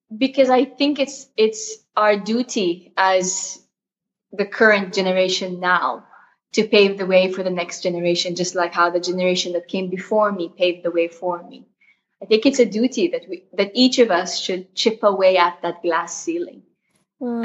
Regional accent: Jeddah, Makkah Province, Saudi Arabia; I was born in Jeddah, uh, Saudi Arabia.

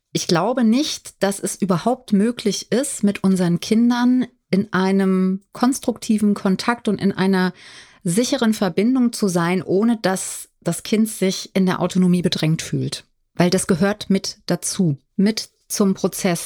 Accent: Limburg, Hesse, Germany; now in Berlin, Germany; Ich bin ja in Limburg aufgewachsen

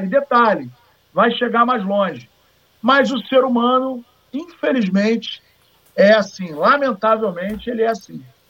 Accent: Paraíba, Brazil; eu sou paraibano

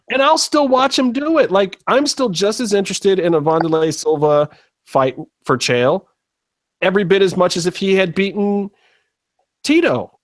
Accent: Cleveland, Ohio, United States; it's in my hometown.

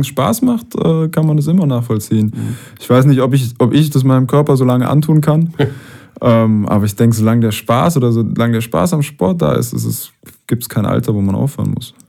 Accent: Heidelberg, Baden-Württemberg, Germany; wir sind beide Heidelberger

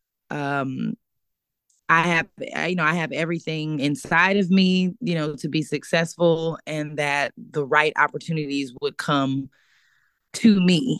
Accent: Sacramento, California, United States; moved away as an adult; now in Los Angeles, United States; I'm from Sacramento, California, originally. I was born and raised there.

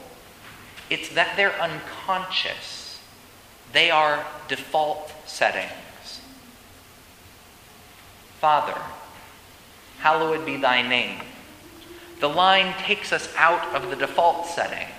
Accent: Colorado, United States; born or raised there; moved away

